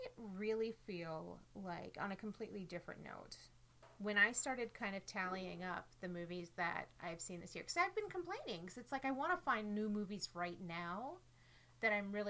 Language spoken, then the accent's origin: English; Minnesota, United States; as a Minnesotan girl